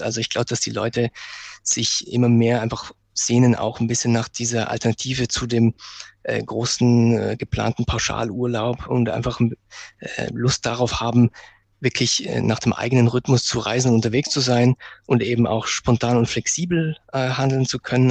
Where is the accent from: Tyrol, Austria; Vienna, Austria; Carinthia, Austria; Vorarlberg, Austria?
Vorarlberg, Austria; Bregenz; Ich komme aus Bregenz, eine Stadt, wo wirklich, die wirklich direkt am, am Berg Ach, auch liegt